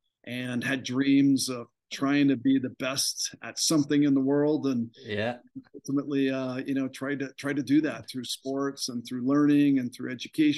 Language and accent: English; Reading, Pennsylvania, United States; moved away as an adult; I grew up in near Reading, Pennsylvania, so mm-hmm. Cold regions, kind of factories and things going on, and my parents worked in factories. I grew up near a candy factory and a battery plant. And it was just very blue collar.